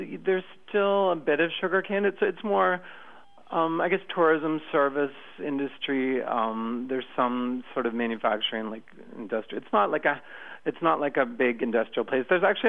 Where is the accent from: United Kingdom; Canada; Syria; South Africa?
Canada; moved away as an adult; also born or lived in Austin, Texas, United States; now in Brazil; I was born in Austin, but actually Texas, but I grew up in Canada, so I actually have dual citizenship. And I've been living in Brazil for 15 years almost.